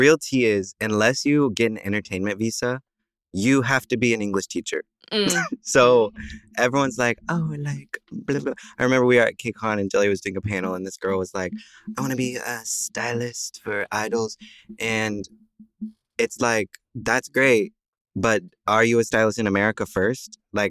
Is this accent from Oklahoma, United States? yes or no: yes; Oklahoma, United States; moved away as an adult; also born or lived in Italy / Los Angeles / Seoul; I was born and raised in Oklahoma.